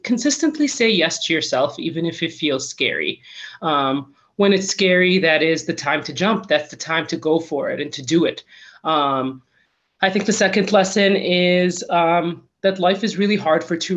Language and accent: English; Michigan, United States; born or raised there; moved away as an adult; now in Colorado, United States